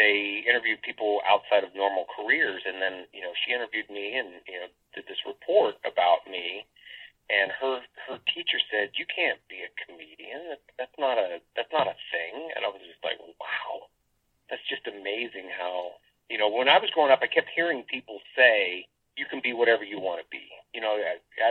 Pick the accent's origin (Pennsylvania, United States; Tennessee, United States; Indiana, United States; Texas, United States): Indiana, United States; Lafayette; moved away; Originally, I'm from a small town, Lafayette, Indiana, which is in between like Indianapolis and Chicago